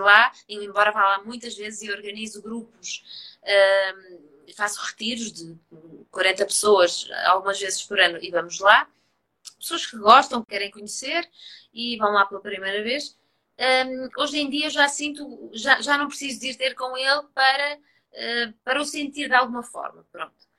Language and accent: Portuguese; Trás-os-Montes, Portugal; como sou transmontana, fui mergulhar no, no, no meio dos montes, no meio da vinha, no meio do rio